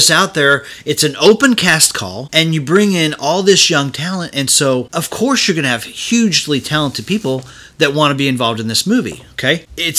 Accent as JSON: {"language": "English", "town": "Tulsa", "region": "Oklahoma", "country": "United States", "said": "I'm from Tulsa. This was all shot in South Tulsa around where I live."}